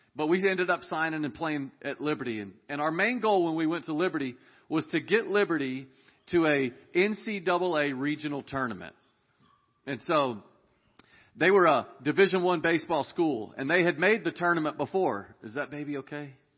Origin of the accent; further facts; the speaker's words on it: Dallas, Texas, United States; We were raised in Dallas, Texas